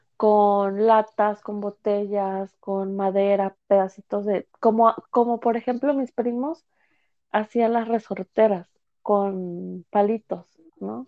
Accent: United States; also born or lived in Mexico; yo la verdad crecí acá en Estados Unidos

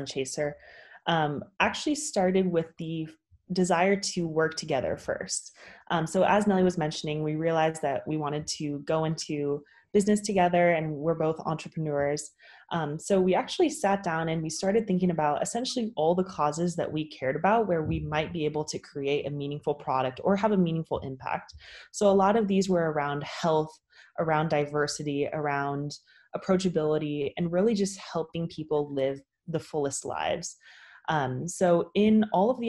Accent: California, United States; I'm originally from California

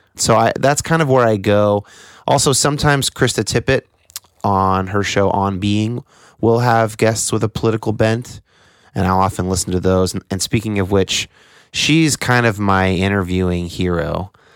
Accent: United States; born or raised there

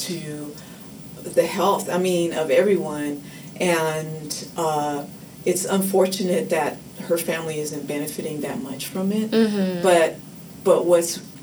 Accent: Oakland, California, United States; I grew up in Oakland for my entire life

